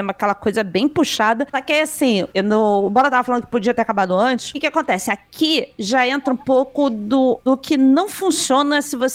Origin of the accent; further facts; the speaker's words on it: Rio de Janeiro, Brazil; Eu sou carioca, bola.